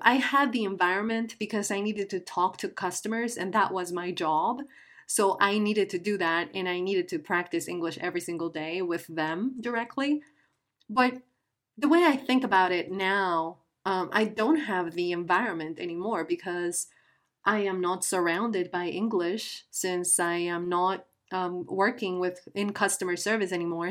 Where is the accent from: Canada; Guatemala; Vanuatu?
Guatemala; first language Spanish; English is a second language; I am from Guatemala, a beautiful country in Central America. And uh, my native language is Spanish.